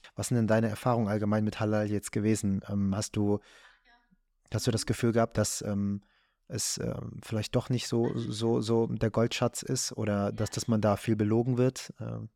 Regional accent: Germany; Ich bin hier in Deutschland geboren

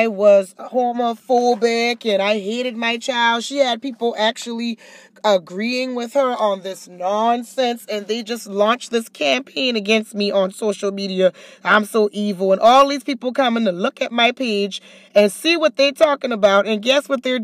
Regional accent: Charleston, South Carolina, United States; moved away as an adult; I'm from a small town, Charleston, South Carolina

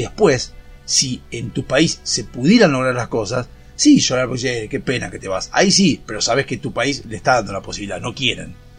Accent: Argentina; ese gen maligno que tenemos como argentinos

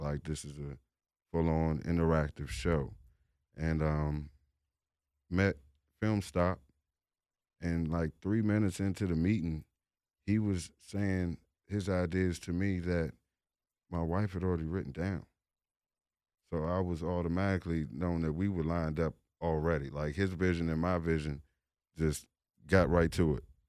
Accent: Washington, District of Columbia, United States; I'm from the District of Columbia

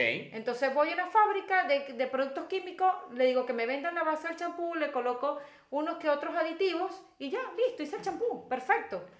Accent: Venezuela; como buena mujer venezolana

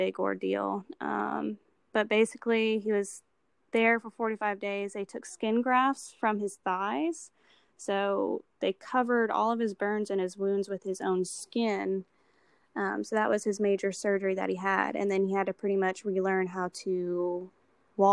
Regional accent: Baton Rouge, Louisiana, United States; moved away as an adult; now in Bush, United States; I'm originally from Baton Rouge and I just moved to the Covington, Mandeville area about a month ago

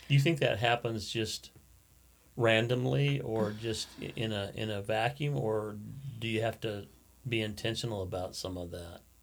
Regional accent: Alaska, United States; I grew up in Alaska. I was born in Alaska

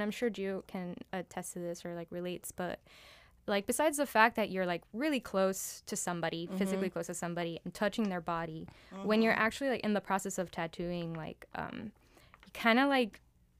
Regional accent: Miami, Florida, United States; also born or lived in New York; I was born in Miami. I grew up here.

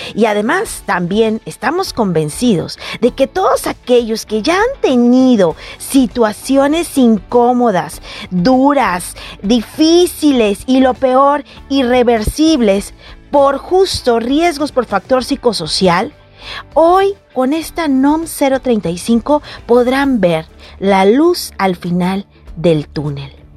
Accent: Guadalajara, Jalisco, Mexico; como decimos en mi tierra tapatía

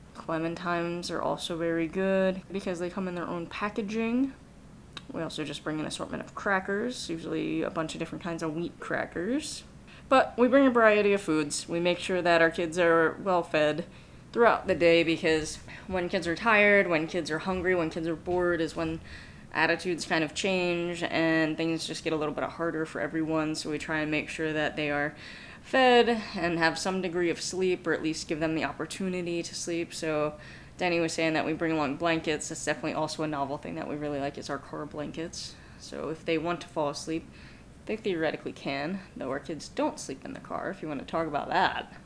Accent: East Coast, United States; moved away; I'm originally from the East Coast

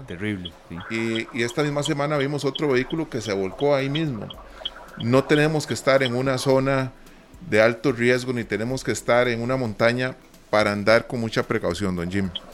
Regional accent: Costa Rica; nosotros como costarricenses

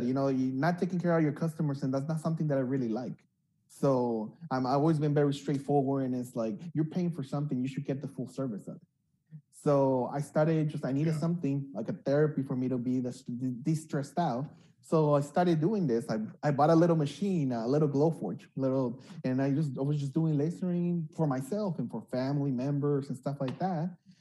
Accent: Los Angeles, California, United States; also born or lived in Uruapan, Michoacán, Mexico / Denver, Colorado / Monterey Park; my parents brought me when I was about 8, 9 years old. And we came to East LA. I grew up most of my teenage years in East LA until I was about 16

